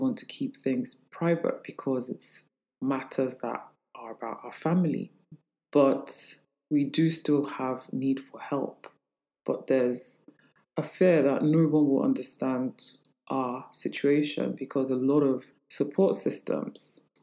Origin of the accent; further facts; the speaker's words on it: Lagos, Nigeria; I am from Lagos, Nigeria.